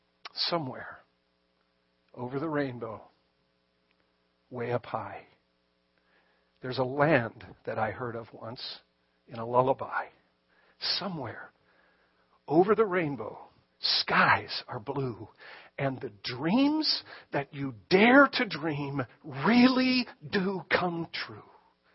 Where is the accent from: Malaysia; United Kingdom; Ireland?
Ireland; But again, as an Irishman, I have no pride. I'll claim him.